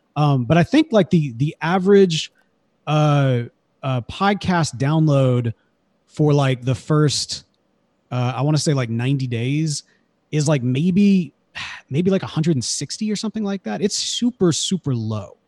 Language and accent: English; Jackson, Mississippi, United States; I grew up in Jackson, Mississippi